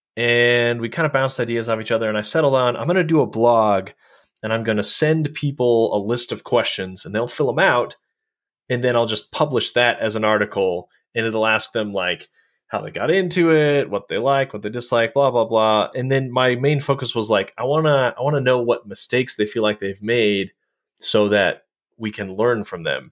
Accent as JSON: {"language": "English", "region": "Colorado", "country": "United States", "tie": "born or raised there", "moved": "yes", "lives_now": "Utah, United States", "said": "I grew up in Colorado"}